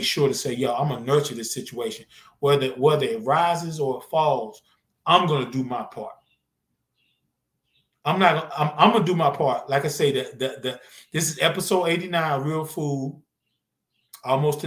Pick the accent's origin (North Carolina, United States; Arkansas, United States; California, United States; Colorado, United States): North Carolina, United States; moved away; also born or lived in Georgia; I'm from Z-Town, man. I'm from Zeppelin, North Carolina. Love it. By way of Georgia, now I've been here for so long